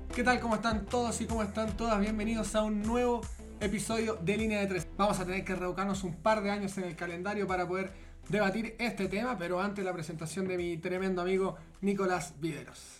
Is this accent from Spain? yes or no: no; Chile; somos todos chilenos